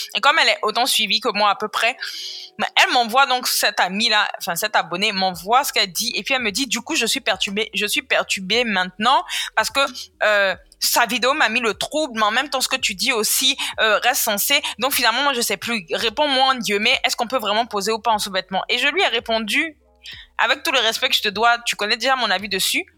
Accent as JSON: {"language": "French", "country": "Côte d’Ivoire", "tie": "born or raised there", "said": "Je suis née, j'ai grandi en Côte d'Ivoire"}